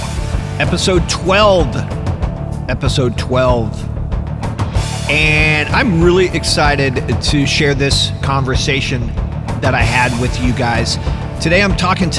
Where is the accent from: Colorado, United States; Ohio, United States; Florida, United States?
Colorado, United States; Denver; moved away; I grew up in Denver.